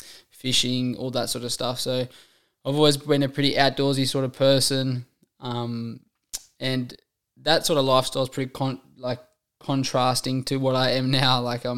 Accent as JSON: {"language": "English", "town": "Warren", "region": "New South Wales", "country": "Australia", "tie": "born or raised there", "said": "I am one of five children. I'm the oldest of five children. You know, we're all born and raised in Warren."}